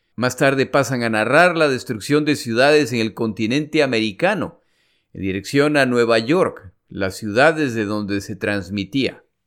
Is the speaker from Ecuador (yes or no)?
yes; Ecuador; moved away; also born or lived in United States; mi país, el Ecuador